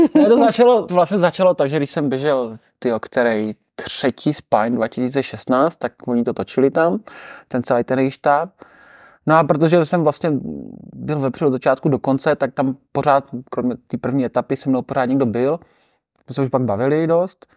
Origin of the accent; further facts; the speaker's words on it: Czechia; říkám, že jsem z České republiky